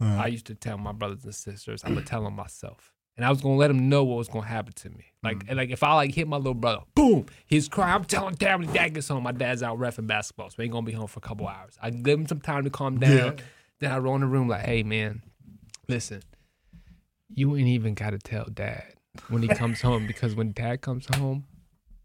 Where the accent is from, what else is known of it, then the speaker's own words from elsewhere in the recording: Cadiz, Ohio, United States; now in Canton, United States; I'm from Caddis, Ohio